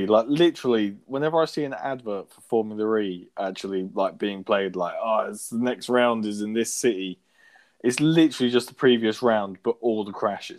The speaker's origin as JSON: {"language": "English", "country": "United Kingdom", "said": "We're British."}